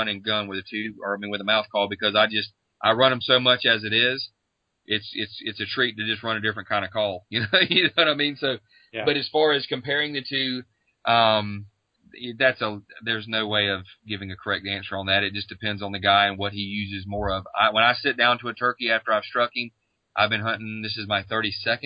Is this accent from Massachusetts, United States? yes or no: no; Florida, United States; my home state of Florida